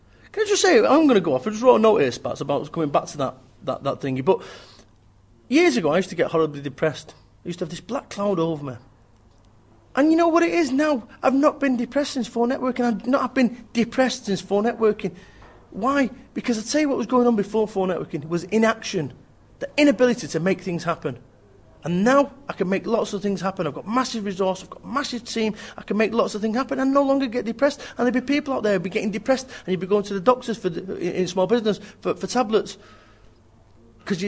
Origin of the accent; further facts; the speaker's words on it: Manchester, North West England, United Kingdom; I'm from Manchester